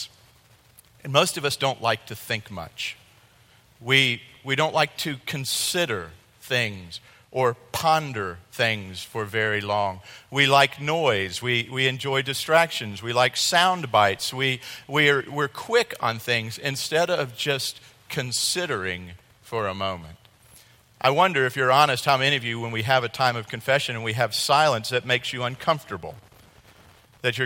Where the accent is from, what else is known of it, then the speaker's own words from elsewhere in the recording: Columbia, South Carolina, United States; moved away; also born or lived in Southeast Missouri; I'm from South Carolina. I can put on one of the little native stickers. I was born in Columbia.